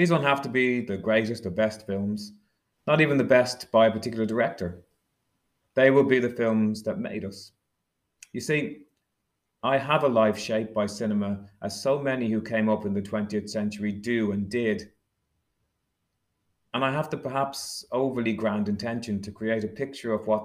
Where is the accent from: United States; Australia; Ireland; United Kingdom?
Ireland; Dublin, Leinster; I was growing up in Dublin in the 1970s and 80s